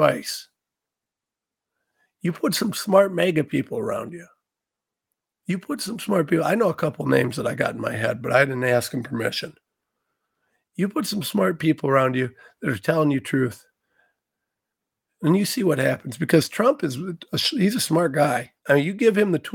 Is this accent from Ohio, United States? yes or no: yes; Ohio, United States; I'm a nobody from Ohio.